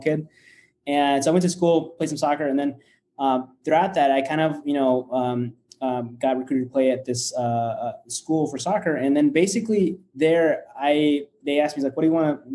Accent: Nebraska, United States; first language Spanish; English is a second language; moved away as an adult; now in Chicago, United States; I grew up actually in the U.S. I grew up in Nebraska, out of all places, and then came to Chicago about 10 years ago for school

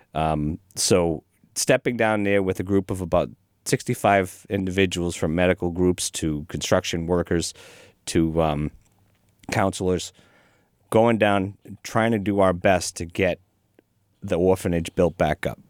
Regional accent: Watertown, Massachusetts, United States; moved away as an adult; now in Franklin, United States; I grew up in Watertown.

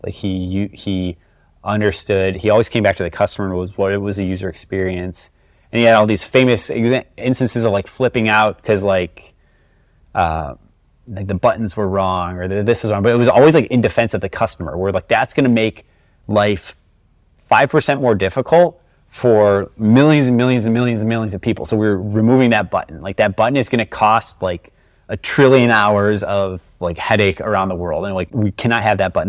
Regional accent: Chicago, Illinois, United States; growing up in Chicago in the nineties

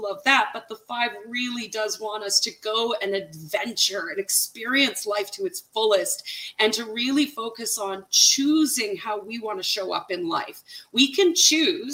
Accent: Canada; I'm Canadian

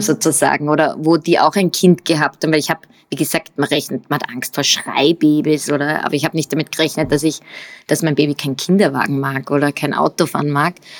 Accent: Upper Austria, Austria; accent: Upper Austrian; moved away as an adult; also born or lived in United States; now in Vienna, Austria; bin aus Oberösterreich. Ähm, das hört man vielleicht auch noch meine oberösterreichischen Wurzeln manchmal durch.

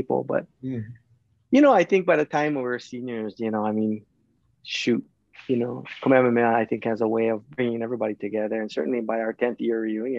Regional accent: Kauai, Hawaii, United States; also born or lived in San Francisco Bay Area, California; I was born here on Kauai

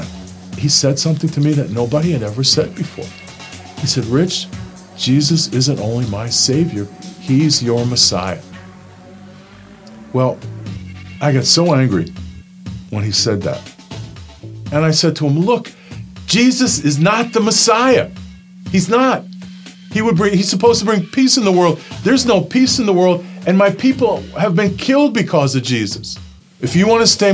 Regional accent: New York City, New York, United States; born or raised there

